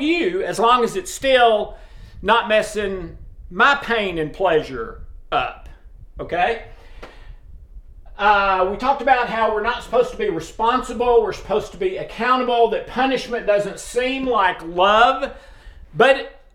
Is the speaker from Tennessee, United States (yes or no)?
yes; East Tennessee, United States; also born or lived in Brentwood, Tennessee; I was born and bred in Tennessee, but in a very small town in East Tennessee